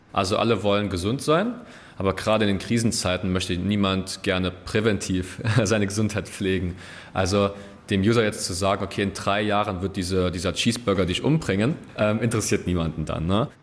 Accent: Saarland, Germany; ich komme aus dem Saarland, bin auch hier geboren

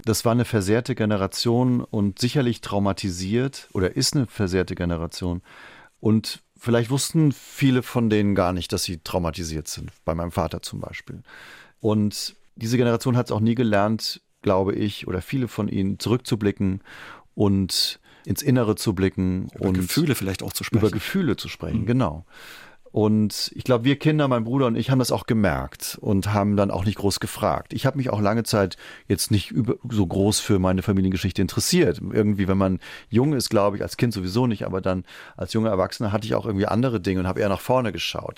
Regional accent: Trier, Rhineland-Palatinate, Germany; moved away as an adult; also born or lived in Rio de Janeiro; now in Berlin, Germany; Trier, wo ich aufgewachsen bin

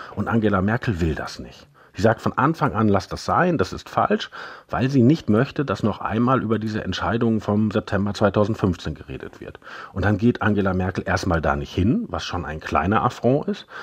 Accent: Germany; bei uns in Deutschland

